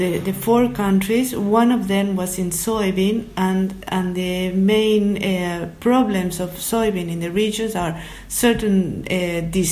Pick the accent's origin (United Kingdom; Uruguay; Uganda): Uruguay; also born or lived in Sweden